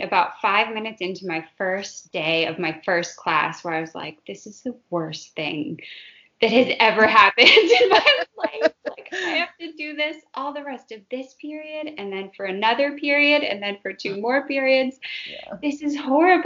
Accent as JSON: {"language": "English", "region": "Minnesota", "country": "United States", "tie": "born or raised there", "said": "I grew up in Minnesota"}